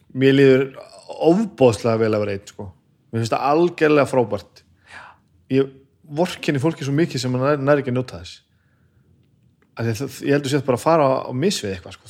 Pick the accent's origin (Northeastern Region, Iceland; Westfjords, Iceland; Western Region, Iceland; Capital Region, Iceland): Northeastern Region, Iceland; Laugar; also born or lived in Húsavík; ég ólst upp á laugum í Reykjavík sem er hann að hálftíman í landi frá Úsæk